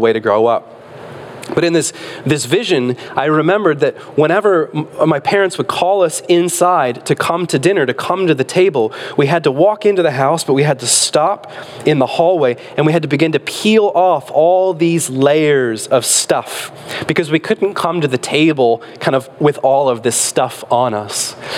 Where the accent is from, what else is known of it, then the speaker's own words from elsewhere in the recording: Michigan, United States; moved away; when we were little growing up in Michigan